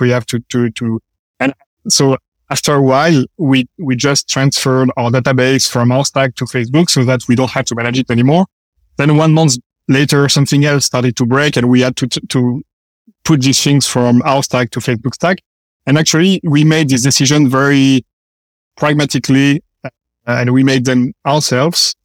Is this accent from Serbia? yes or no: no; France; moved away as an adult; also born or lived in Paris / London / San Francisco; now in United States; We are engineers. We come from France